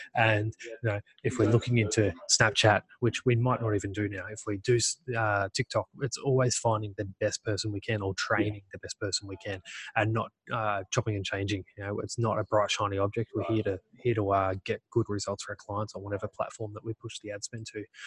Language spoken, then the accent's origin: English; Australia